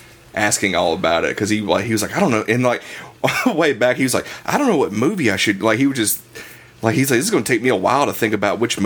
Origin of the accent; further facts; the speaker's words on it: the South, United States; Growing up in the South